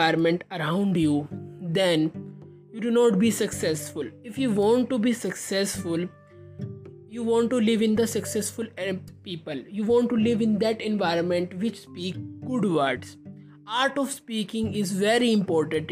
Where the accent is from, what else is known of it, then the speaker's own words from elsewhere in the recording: India; I am from India.